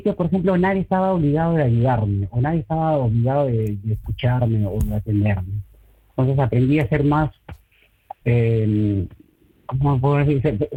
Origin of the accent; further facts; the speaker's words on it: Peru; moved away as an adult; now in Breda, Netherlands; cuando yo estaba en Perú, pues crecía de pequeñitos con mis amigos del barrio, con los compañeros del colegio